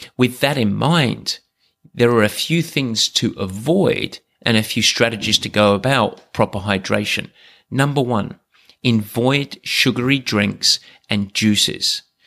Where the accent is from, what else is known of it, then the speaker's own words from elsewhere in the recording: England, United Kingdom; I'm English